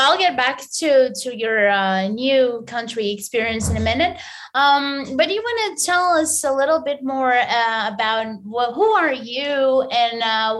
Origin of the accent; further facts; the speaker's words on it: Barcelos, Braga, Portugal; it's near my city, actually. I'm from Barcelos. I'm from Barcelos, which is very close to Braga